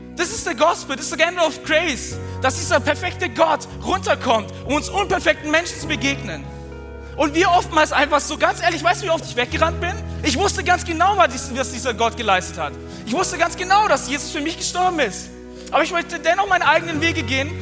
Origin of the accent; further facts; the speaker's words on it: Swabia, Germany; Aber ich bin Schwabe